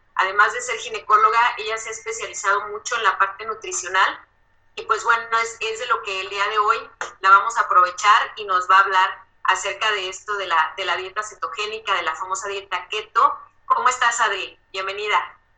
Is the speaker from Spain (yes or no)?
no; Saltillo, Coahuila, Mexico; now in Mexico City, Mexico; yo soy de Saltillo, yo conozco la dieta del norte